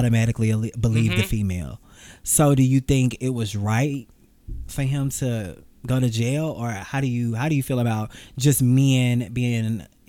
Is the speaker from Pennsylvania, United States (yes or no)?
no; Atlanta, Georgia, United States; I'm from Atlanta. I stay in Atlanta.